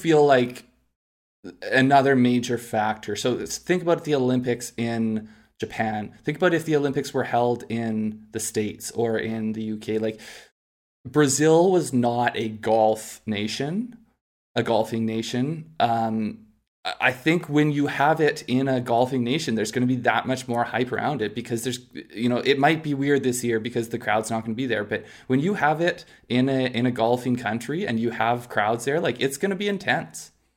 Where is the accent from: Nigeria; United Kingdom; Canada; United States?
Canada; we're Canadian